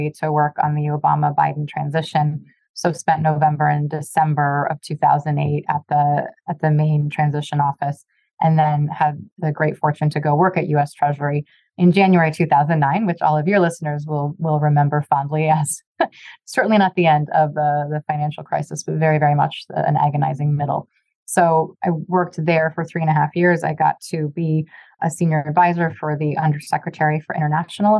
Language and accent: English; Beaverton, Oregon, United States; moved away as an adult; also born or lived in Japan / Washington, D.C.; now in Scranton, United States; So I'm from Oregon, raised in Beaverton, Oregon